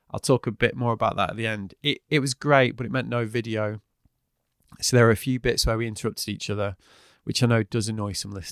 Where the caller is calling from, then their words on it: Brighton, South East England, United Kingdom; Uh, I'm in Brighton in the UK.